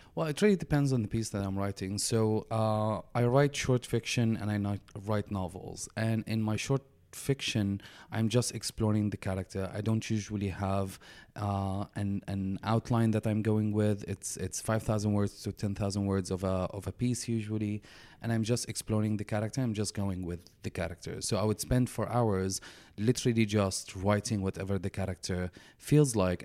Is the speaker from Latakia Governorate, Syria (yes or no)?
no; Damascus, Damascus Governorate, Syria; moved away as an adult; now in Canada; I was born and raised in Damascus, Syria, uh, in a conservative family